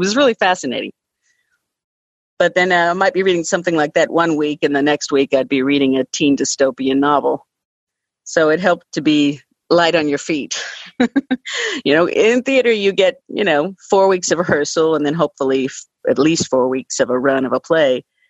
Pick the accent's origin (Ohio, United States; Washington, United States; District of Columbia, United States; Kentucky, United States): Kentucky, United States; Louisville; born or raised there